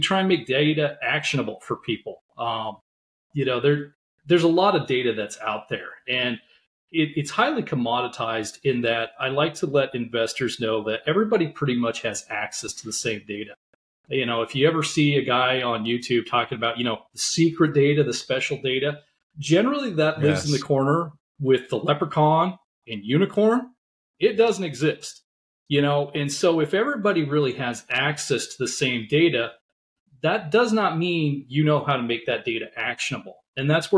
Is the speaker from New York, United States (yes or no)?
no; Montana, United States; growing up in Montana